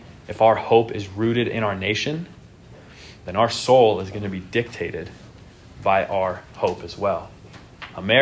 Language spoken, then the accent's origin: English; United States; In our country, we live in a nation